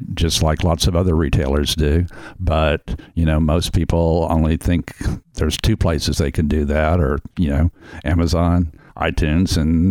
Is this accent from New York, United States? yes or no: no; Houston, Texas, United States; when I was a kid growing up in Houston